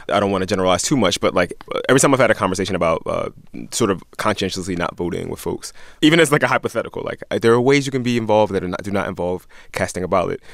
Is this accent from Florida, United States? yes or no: yes; Miami, Florida, United States; I'm from Miami, Florida. My parents also live in Florida